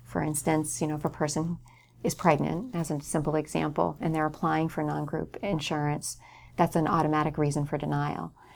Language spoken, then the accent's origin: English; North Hampton, New Hampshire, United States; I grew up in Northampton, New Hampshire